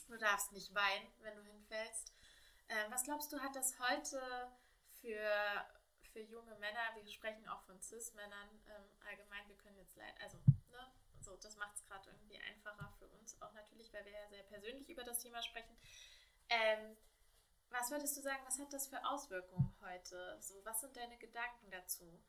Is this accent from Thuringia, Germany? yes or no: yes; Thuringia, Germany; meine Jugend in Thüringen